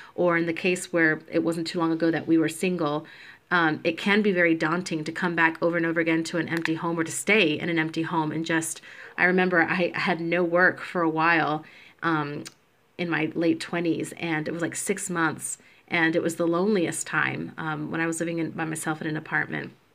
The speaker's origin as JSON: {"language": "English", "region": "Georgia", "country": "United States", "tie": "born or raised there", "also_born_or_lived": "Puerto Rico", "moved": "yes", "lives_now": "Chicago, United States", "said": "I am a Puerto Rican born on the island, but raised in Georgia"}